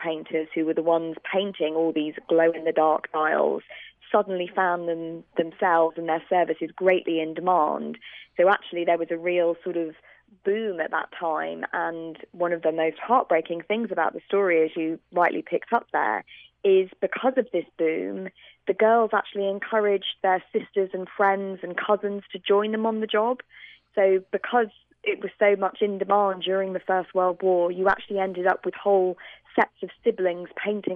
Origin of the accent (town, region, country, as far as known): United Kingdom; accent: British